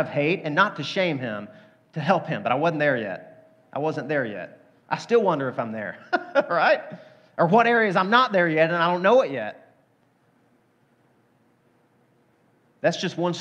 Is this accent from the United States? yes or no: yes; Deep South, United States; The culture I grew up in the Deep South.